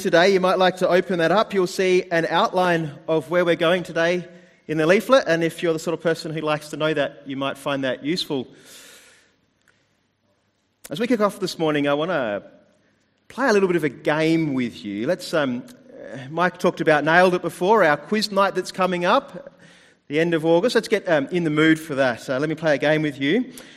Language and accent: English; New Zealand; now in Adelaide, Australia; I was born in New Zealand